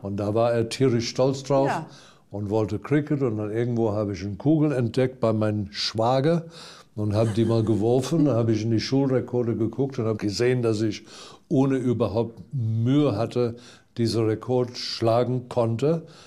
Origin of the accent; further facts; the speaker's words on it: Durban, KwaZulu-Natal, South Africa; German is a second language; moved away; Ich bin am Strand aufgewachsen, direkt am Strand haben wir in der ersten Reihe in Hochhäuser